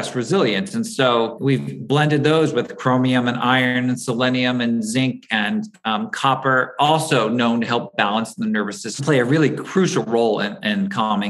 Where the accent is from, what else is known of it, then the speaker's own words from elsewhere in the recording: East Coast, United States; also born or lived in Los Angeles, California; now in New York, United States; I grew up out on the East Coast